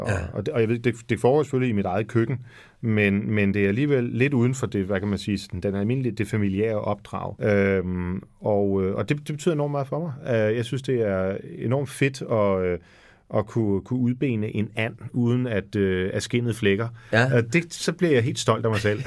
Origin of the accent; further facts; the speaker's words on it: Frederikssund, Capital Region of Denmark, Denmark; jeg var også kirksanger i Frederikssund, hvor jeg voksede op